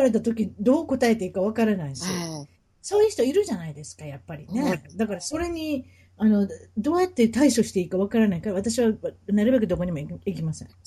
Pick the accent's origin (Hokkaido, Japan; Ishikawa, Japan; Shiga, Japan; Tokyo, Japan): Tokyo, Japan; Tachikawa; moved away as an adult; now in Honolulu, United States; 日本の東京都です。